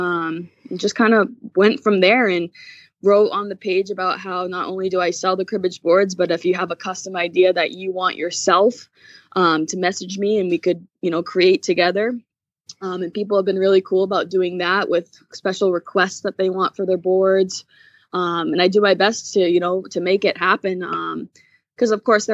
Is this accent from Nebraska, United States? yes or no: no; New Hampshire, United States; moved away as an adult; now in California, United States; I'm from New Hampshire